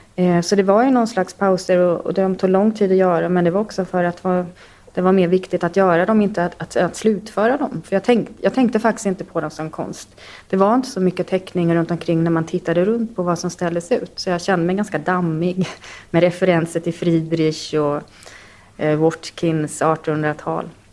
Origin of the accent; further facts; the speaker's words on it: Sweden; Jag är uppväxt i Sverige